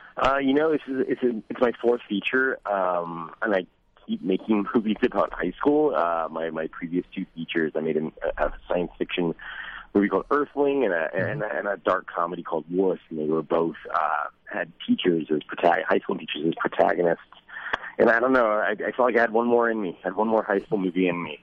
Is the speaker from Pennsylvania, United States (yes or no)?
no; Dallas, Texas, United States; I grew up in Dallas Texas